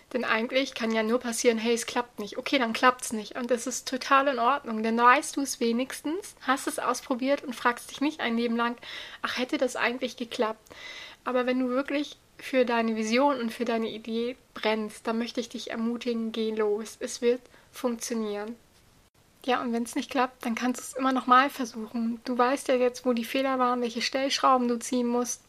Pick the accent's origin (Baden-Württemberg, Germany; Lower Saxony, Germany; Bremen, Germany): Lower Saxony, Germany; Buxtehude; bei uns in Buxtehude